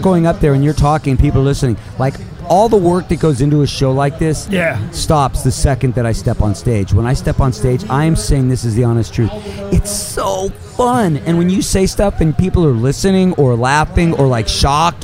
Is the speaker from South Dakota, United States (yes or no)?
no; Los Angeles, California, United States; growing up in Hollywood